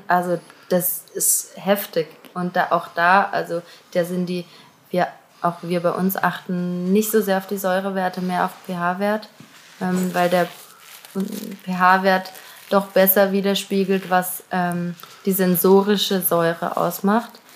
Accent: Auggen, Baden-Württemberg, Germany; ich komme aus Augen

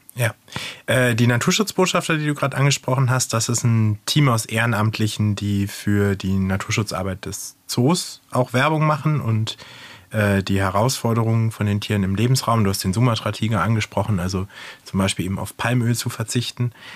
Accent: Northern Germany, Germany; als Norddeutscher

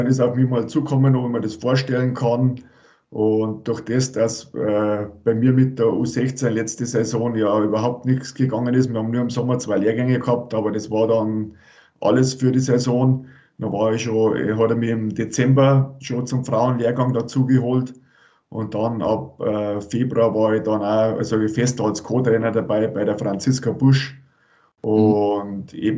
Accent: Rosenheim, Bavaria, Germany; ich bin aus Rosenheim, äh, da bin ich geboren und habe das Eishockey spielen gelernt

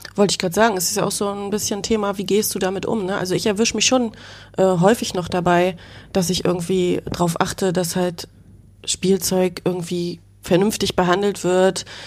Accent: Schwerin, Mecklenburg-Vorpommern, Germany; Jahrgang 80, die Journalistin, geboren in Schwerin, Mecklenburg

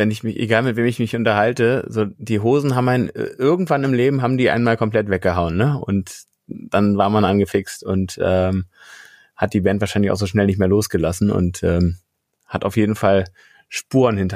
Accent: Berlin, Germany; Nee, ich bin sogar direkt aus Berlin. Sogar aus Westberlin, geborener Westberliner bin ich.

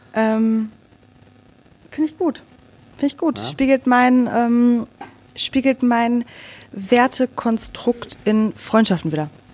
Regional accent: Sauerland, North Rhine-Westphalia, Germany; born or raised there

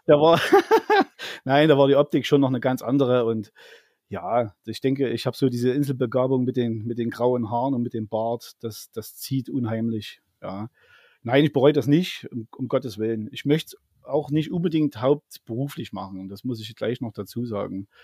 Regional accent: Zwickau, Saxony, Germany; bei uns in Zwickau

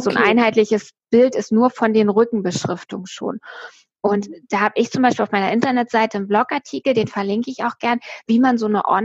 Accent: East Germany, Germany; also ich bin ja in der DDR groß geworden und dann 89 ist ja die Mauer gefallen

